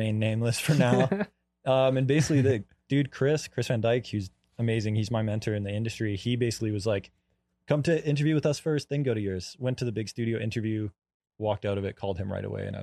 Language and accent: English; Canada; moved away as an adult; now in United States; I'm from Canada originally